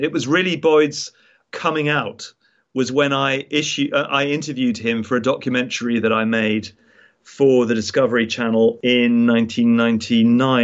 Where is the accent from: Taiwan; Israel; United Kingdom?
United Kingdom; as a British citizen